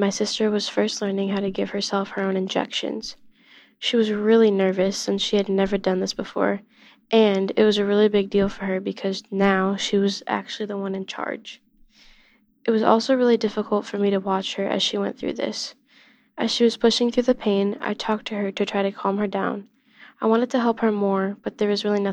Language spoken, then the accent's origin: English; Illinois, United States; I'm 14 years old, and I'm from Illinois